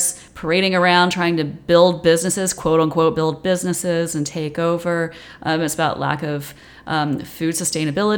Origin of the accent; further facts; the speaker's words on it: Georgia, United States; my home state of Georgia